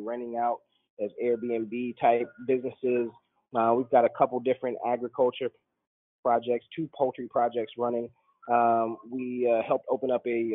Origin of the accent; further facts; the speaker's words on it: United States; moved away as an adult; I'm an American